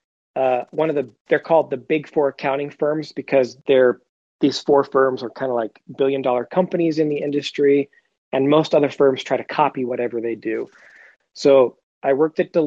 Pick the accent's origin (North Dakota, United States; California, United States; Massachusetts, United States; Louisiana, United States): California, United States; Huntington Beach; moved away; also born or lived in Missouri; I grew up in Huntington Beach, California, before my dad retired and moved us to Missouri.